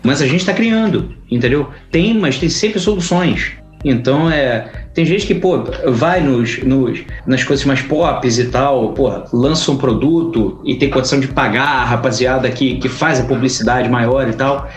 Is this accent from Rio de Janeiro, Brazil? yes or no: yes; Rio de Janeiro, Brazil; Eu sou carioca, daqui do Rio de Janeiro